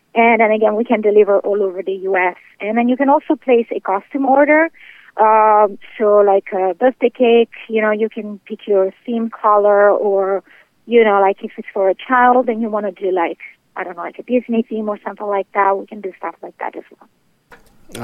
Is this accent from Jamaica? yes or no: no; England, United Kingdom; moved away as an adult; also born or lived in Italy; now in Clearwater, Florida, United States; I'm from Italy originally, and uh, I would always love to like hang around my grandma while she would bake and things like that. So that's how I learned how to bake, and my passion grew. Uh, then I moved to England as a child, and there I started cooking a uh, restaurant as I was a teenager